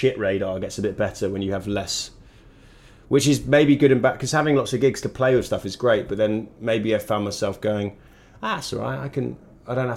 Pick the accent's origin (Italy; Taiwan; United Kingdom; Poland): United Kingdom; moved away as an adult; now in Los Angeles, United States; being British